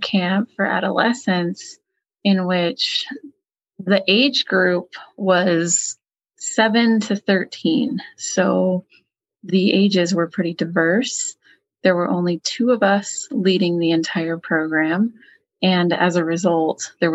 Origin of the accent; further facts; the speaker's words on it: Colorado, United States; I'm from Colorado